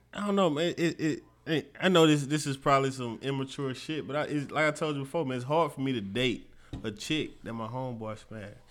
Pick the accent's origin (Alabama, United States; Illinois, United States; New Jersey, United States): Alabama, United States; Mobile; my hometown, Mobile